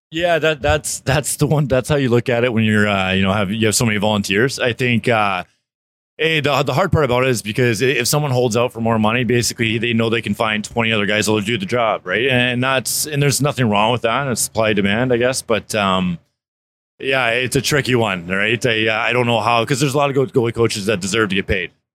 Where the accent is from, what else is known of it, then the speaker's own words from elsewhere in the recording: South Florida, United States; I grew up in South Florida